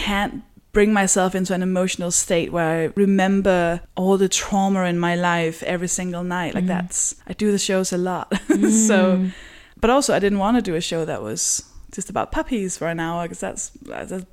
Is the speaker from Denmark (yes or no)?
yes; Copenhagen, Capital Region of Denmark, Denmark; moved away; because I'm from Denmark, I'm from Copenhagen, where even though it's the biggest city